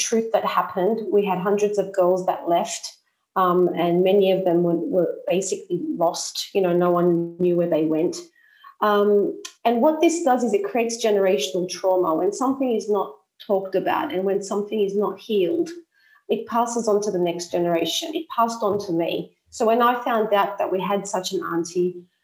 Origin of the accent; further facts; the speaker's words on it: Sydney, New South Wales, Australia; moved away as an adult; now in Cyprus; I'm an Australian Cypriot. I was born in Sydney, and I've been living in Cyprus since 2006.